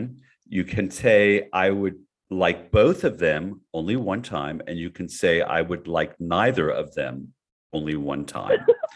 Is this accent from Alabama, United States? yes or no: no; Miami, Florida, United States; I'm from Miami